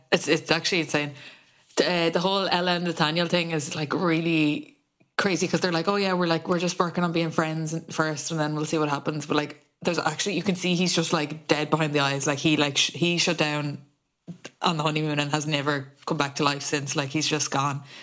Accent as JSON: {"language": "English", "country": "Ireland", "said": "feeling connected to each other as Irish people"}